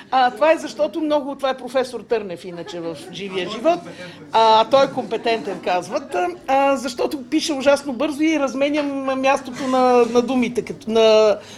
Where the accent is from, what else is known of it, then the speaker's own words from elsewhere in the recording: Sofia, Sofia City, Bulgaria; Ами, кореняк от към мама няколко поколения назад.